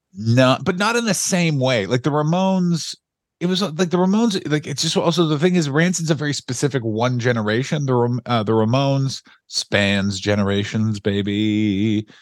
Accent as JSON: {"language": "English", "town": "Ottawa", "region": "Ontario", "country": "Canada", "tie": "born or raised there", "said": "I grew up in Ottawa, Ontario, Canada"}